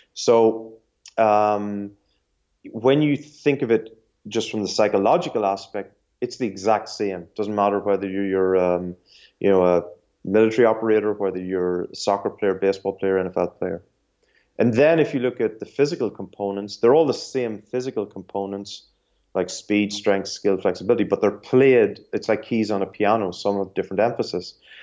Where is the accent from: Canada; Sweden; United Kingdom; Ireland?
Ireland; I'm Irish and, uh, I grew up in Ireland